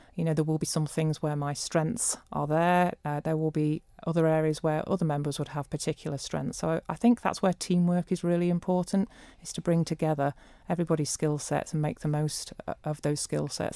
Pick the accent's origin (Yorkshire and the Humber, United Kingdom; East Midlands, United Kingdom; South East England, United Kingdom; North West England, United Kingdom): East Midlands, United Kingdom; Leicestershire; moved away as an adult; now in Isle of Man; I'm not Manx-born. I was born in Leicestershire and I came to the Isle of Man in nineteen ninety-seven.